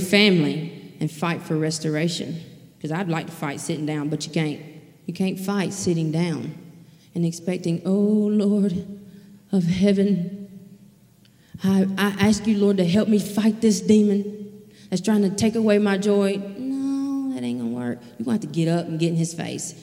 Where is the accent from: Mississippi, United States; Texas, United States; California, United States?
Mississippi, United States; Leakesville; now in Poplarville, United States; I'm originally from Leakesville, Mississippi